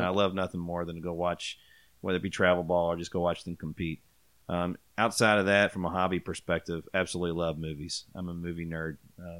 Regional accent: Louisville, Kentucky, United States; also born or lived in Bowling Green, Kentucky; I'm from Louisville. I lived here my whole life except for going to college at WKU.

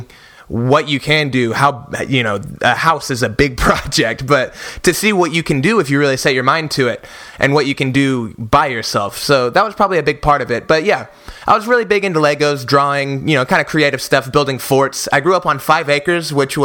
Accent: Oklahoma City, Oklahoma, United States; I was born and raised in Oklahoma City, Oklahoma

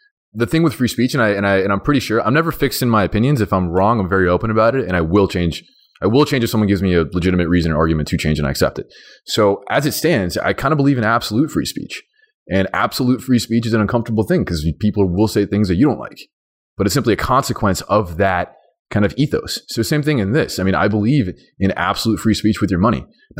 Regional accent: Iran; born there; I mean, I was born in Iran and I go there back and forth because my grandma lives there.

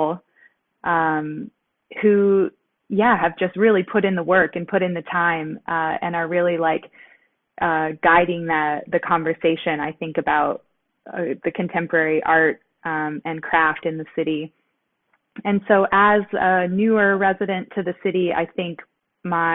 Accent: suburbs of Detroit, Michigan, United States; now in Detroit, United States; I am not originally from Detroit. I grew up in the suburbs of the city.

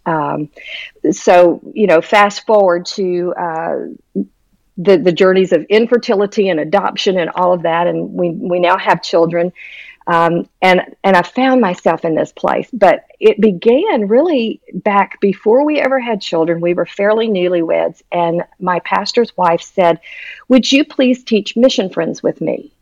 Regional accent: Houston, Texas, United States; moved away as an adult; now in Tennessee, United States; by the time I was in fifth grade, we settled in Houston, Texas

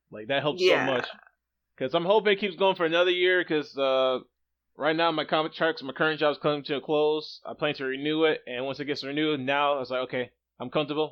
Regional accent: United States; moved away as an adult; now in South Korea; growing up in America, I never heard of a black person traveling for fun.

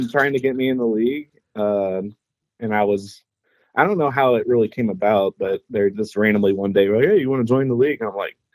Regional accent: Indianapolis, Indiana, United States; I've been in uh, Indy my whole life

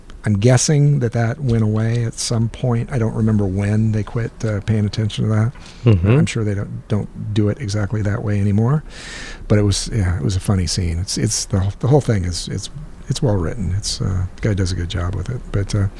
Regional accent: Midwest, United States; I'm from the Midwest

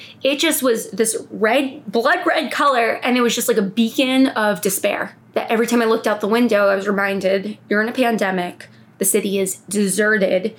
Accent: New Jersey, United States; now in New York City, United States; I grew up in New Jersey

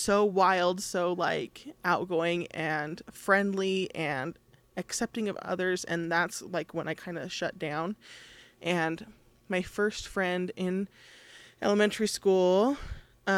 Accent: Monroe, Utah, United States; also born or lived in Cedar City, Utah / Richfield, Utah; when I was 6 years old, I moved from Cedar City to Monroe

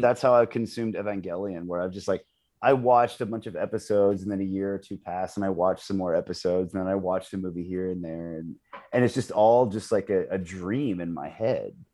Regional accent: United States; as a Westerner, as an American

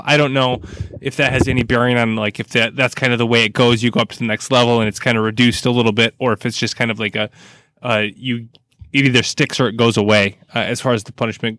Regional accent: United States; as an American

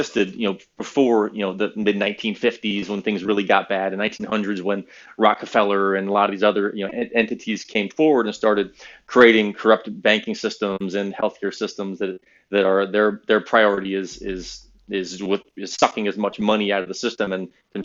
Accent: Valrico, Florida, United States; also born or lived in Naples, Florida; I'm from Valrico, Florida. I'm a Central Florida kid

